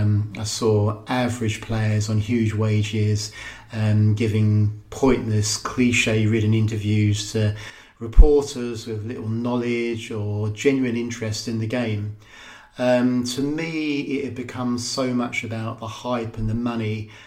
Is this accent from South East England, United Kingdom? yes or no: yes; Faversham, South East England, United Kingdom; I grew up in Faversham.